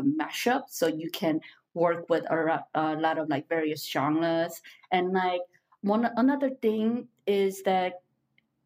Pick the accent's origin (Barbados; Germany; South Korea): South Korea; moved away as an adult; also born or lived in Missouri; I'm from Korea